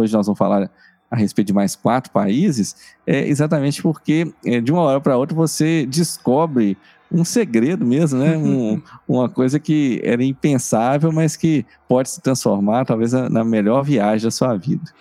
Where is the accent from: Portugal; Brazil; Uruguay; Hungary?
Brazil; nós somos brasileiros